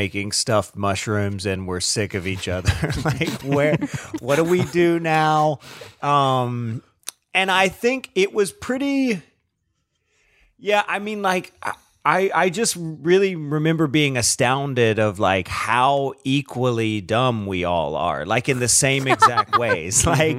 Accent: the South, United States; growing up in the South

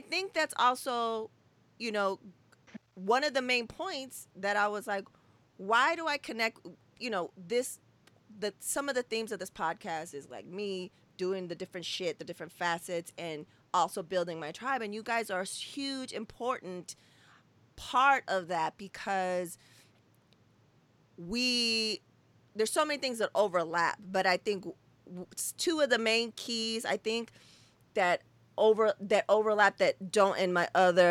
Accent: West Coast, United States; we're from the West Coast

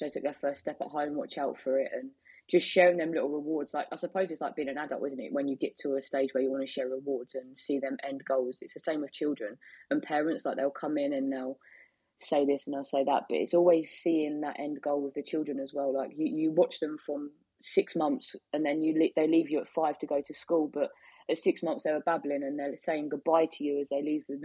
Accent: Biggleswade, East of England, United Kingdom; I'm from Biggleswade.

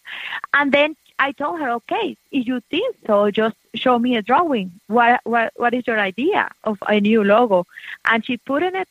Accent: Venezuela; moved away as an adult; also born or lived in Miami, United States; now in Americus, United States; when we came from Venezuela, we didn't have kids.

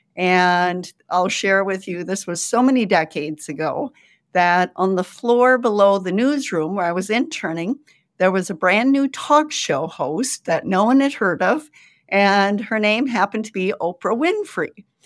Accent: Sioux Center, Iowa, United States; moved away; a small religious college in my hometown of Sioux Center

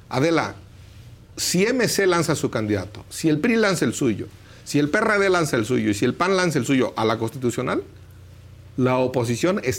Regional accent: Pátzcuaro, Michoacán, Mexico; es que como yo soy del lago de Páscuaro, ya está. allá ni agua hay.

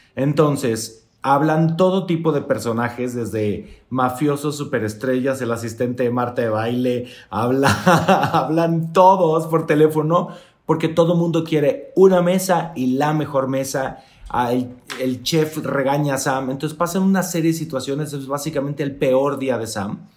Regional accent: Mexico; Soy el único mexicano

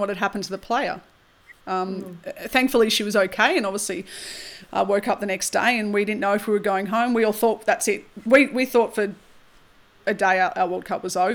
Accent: Australia

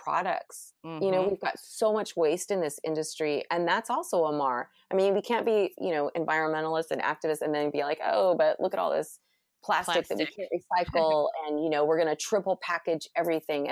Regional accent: California, United States; I'm from California.

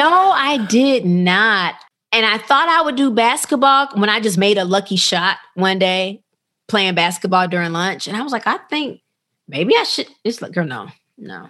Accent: Rockford, Illinois, United States; I grew up in a small town called Rockford, Illinois

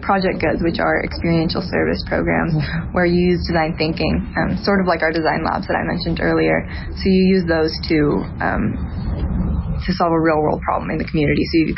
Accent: Boise, Idaho, United States; I'm from Boise, Idaho. I go to school at One Stone High School.

